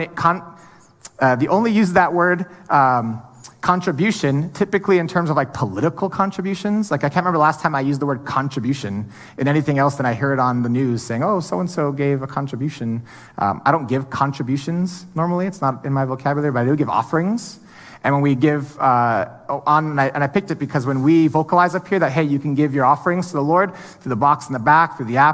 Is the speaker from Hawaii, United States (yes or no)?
yes; Hawaii, United States; I'm from Hawaii